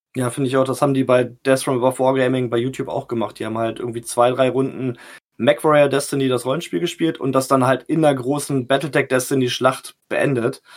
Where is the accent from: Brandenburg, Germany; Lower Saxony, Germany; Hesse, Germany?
Lower Saxony, Germany; Salzgitter; now in Lehrte, Germany; ich bin geboren in Salzgitter